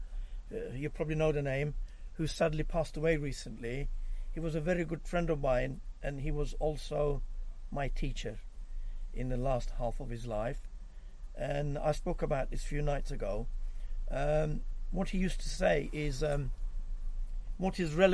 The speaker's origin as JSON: {"language": "English", "country": "Cyprus", "said": "I'm actually from Cyprus"}